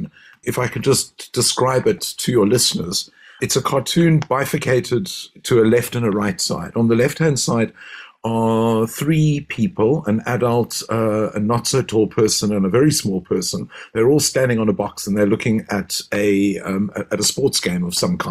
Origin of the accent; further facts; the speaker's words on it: Cape Town, Western Cape, South Africa; as South African Jews, as Cape Town Jews